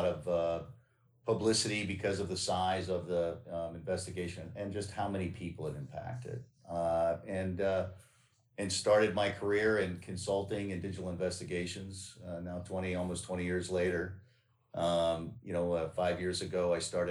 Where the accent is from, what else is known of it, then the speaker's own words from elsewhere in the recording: Northern Virginia, United States; I grew up in Northern Virginia